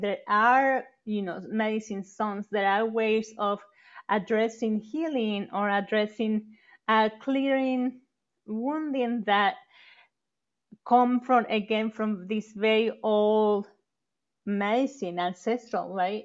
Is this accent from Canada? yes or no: no; Mexico; moved away; growing up in Mexico